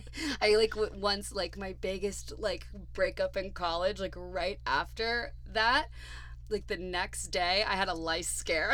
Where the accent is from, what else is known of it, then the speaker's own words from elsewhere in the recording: Ohio, United States; I mean, I'm from Ohio.